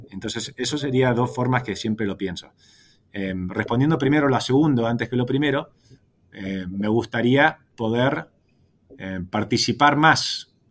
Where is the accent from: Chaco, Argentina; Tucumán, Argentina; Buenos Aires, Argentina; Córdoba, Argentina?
Buenos Aires, Argentina; born there; Nací en Buenos Aires, pero, pero pasé menos años que vos.